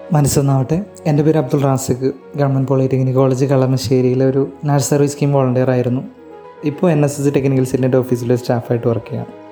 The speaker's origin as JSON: {"language": "Malayalam", "region": "Kerala", "country": "India", "said": "നമ്മൾ കേരളത്തിൽ നിന്നുള്ള ടീം"}